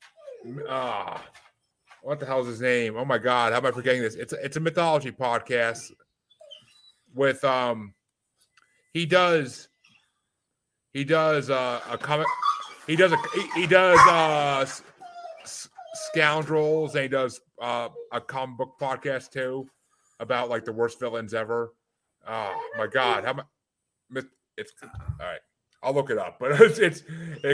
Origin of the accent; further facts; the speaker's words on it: United States; growing up in America